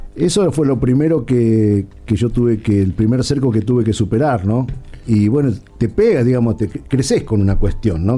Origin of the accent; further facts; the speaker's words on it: Santiago del Estero, Argentina; nosotros somos todos en Santiago del Estero.